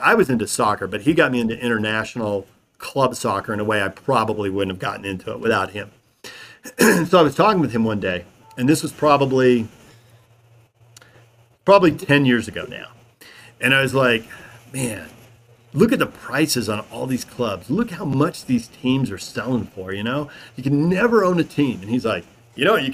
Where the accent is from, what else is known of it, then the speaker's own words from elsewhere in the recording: San Diego, California, United States; growing up in San Diego